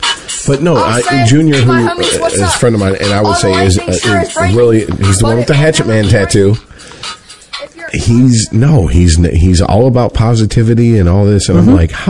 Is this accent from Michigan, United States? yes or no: yes; Detroit, Michigan, United States; moved away; also born or lived in Florida; I'm from Detroit, bitch.